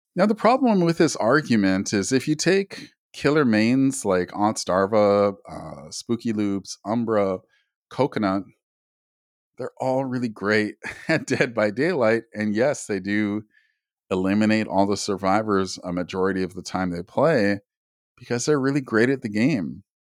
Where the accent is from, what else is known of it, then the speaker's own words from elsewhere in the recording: Canada; I'm Native Canadian myself